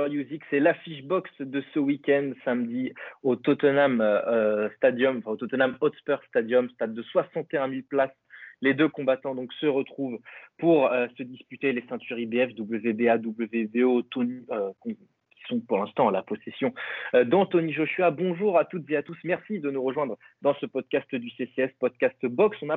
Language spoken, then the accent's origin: French; France; Donc ça, c'est un plaisir pour nous en tant que Français.